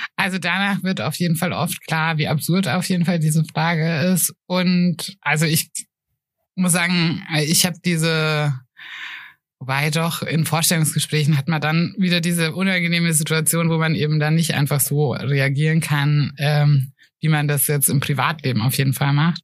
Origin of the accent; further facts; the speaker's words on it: Germany; now in Nuremberg, Germany; aus dem Spessart